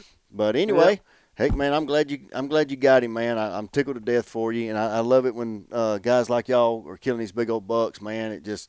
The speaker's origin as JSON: {"language": "English", "town": "Oxford", "region": "Alabama", "country": "United States", "tie": "born or raised there", "said": "Oxford, right over here by Talladega, that's my hometown."}